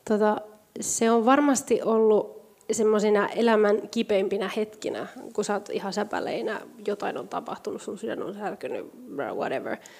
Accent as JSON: {"language": "Finnish", "country": "Spain", "moved": "yes", "lives_now": "Finland", "said": "mä oon Espanjasta kotoisin"}